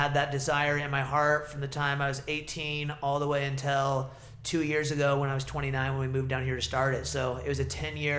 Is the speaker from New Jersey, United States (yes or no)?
no; Ashland, Oregon, United States; also born or lived in Eugene; Ashland's kind of my hometown